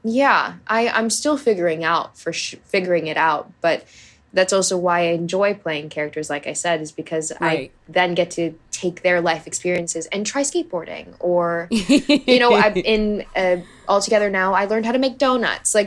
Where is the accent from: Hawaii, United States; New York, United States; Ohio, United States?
Hawaii, United States; I grew up in Hawaii.